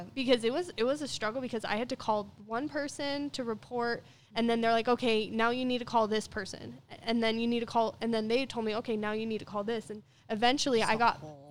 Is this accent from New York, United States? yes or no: no; Ogden, Utah, United States; I'm from Ogden